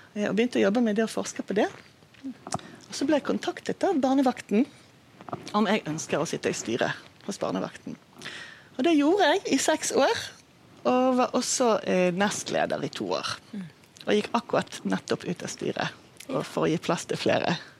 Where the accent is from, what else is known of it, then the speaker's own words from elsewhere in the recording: Israel; accent: Bergen dialect; Norwegian is a second language; moved away as an adult; now in Bergen, Norway; Jeg kommer fra Israel og har bodd i Norge i ja, over 30 år